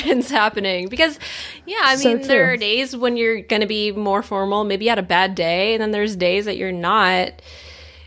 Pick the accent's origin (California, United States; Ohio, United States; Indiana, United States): California, United States; Southern; growing up in Southern California